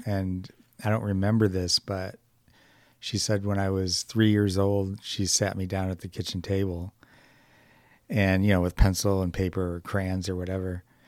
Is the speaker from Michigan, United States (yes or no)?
yes; Detroit, Michigan, United States; moved away; also born or lived in California; originally from Detroit